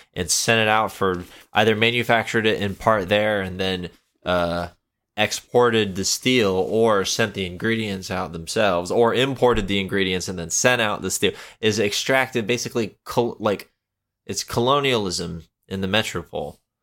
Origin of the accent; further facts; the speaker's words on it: Florida, United States; I'm from Florida